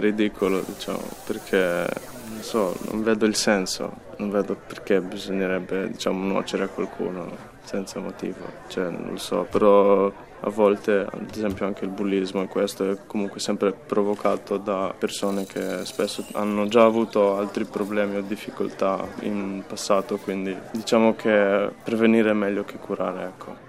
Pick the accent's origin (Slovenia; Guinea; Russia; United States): Slovenia; Koper; sono nato a Capodistria, ho sempre vissuto in una città piccola